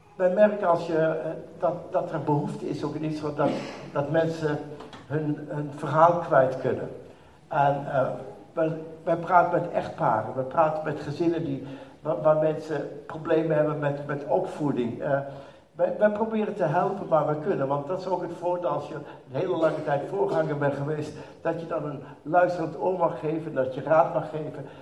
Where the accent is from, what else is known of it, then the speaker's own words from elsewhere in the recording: Netherlands; moved away as an adult; now in Israel; als typische Nederlander